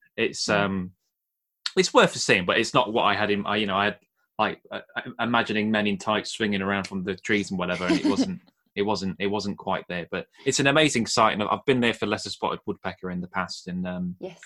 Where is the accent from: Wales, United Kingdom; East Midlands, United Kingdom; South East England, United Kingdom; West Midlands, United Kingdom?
East Midlands, United Kingdom; Nottingham; I grew up well born and bred in Nottingham